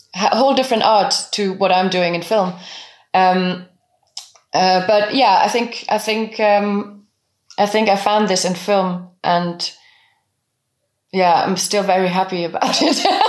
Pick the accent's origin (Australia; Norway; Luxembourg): Luxembourg; first language French, German, Luxembourgish; English is a second language; also born or lived in Bavaria; now in Germany; we spoke French and German at home, and, and, and I learned Luxembourgish through school and my friends.